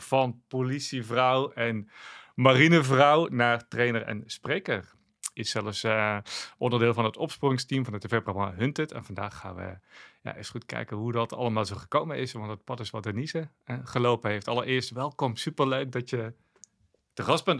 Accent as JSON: {"language": "Dutch", "region": "South Limburg", "country": "Netherlands", "moved": "yes", "said": "Ik kwam oorspronkelijk uit Zuid-Limburg en dat is toch een beetje terughoudender"}